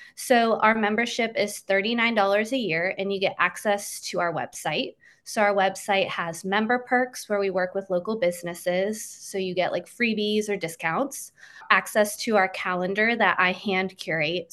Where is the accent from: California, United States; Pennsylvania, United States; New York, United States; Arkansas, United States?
Pennsylvania, United States; near the Pittsburgh side; moved away as an adult; now in Richmond, United States; growing up in Pennsylvania, I wasn't really close to anything, uh, 'cause I was near the Pittsburgh side